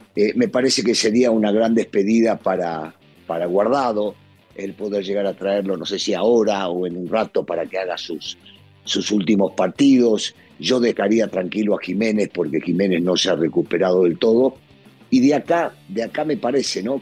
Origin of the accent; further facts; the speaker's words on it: Argentina; now in Mexico; como decimos en mi país